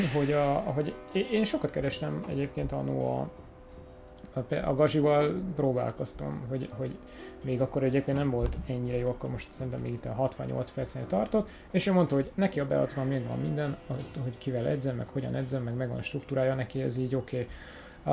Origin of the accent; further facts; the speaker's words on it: Hungary; magyar vagyok